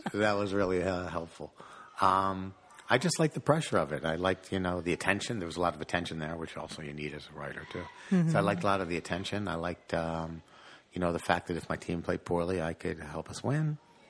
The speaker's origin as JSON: {"language": "English", "town": "Fair Lawn", "region": "New Jersey", "country": "United States", "tie": "born or raised there", "also_born_or_lived": "Paterson, New Jersey", "said": "And a suburb of Paterson is Fairlawn, so I lived in Fairlawn. Fairlawn, New Jersey. Yeah, that's where I grew up."}